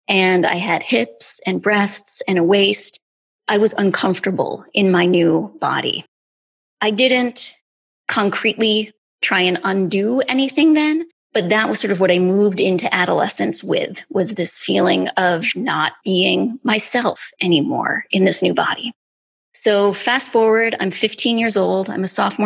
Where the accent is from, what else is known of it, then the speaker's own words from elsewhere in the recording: Grand Rapids, Michigan, United States; I was born in 1973 in Grand Rapids, Michigan